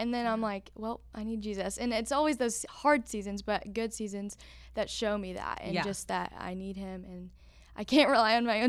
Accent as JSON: {"language": "English", "town": "Memphis", "region": "Tennessee", "country": "United States", "tie": "born or raised there", "also_born_or_lived": "North Carolina", "said": "So I was born in Memphis"}